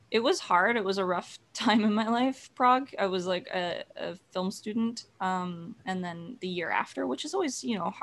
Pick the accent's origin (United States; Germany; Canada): Canada; Alberta; We're from Alberta, and my mom started volunteering as the makeup artist for the Drumheller Passion Play, which was through our church